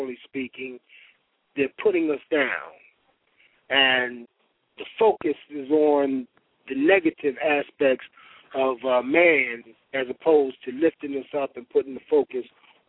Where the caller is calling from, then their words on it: Baltimore, Maryland, United States; I'm calling from Baltimore City.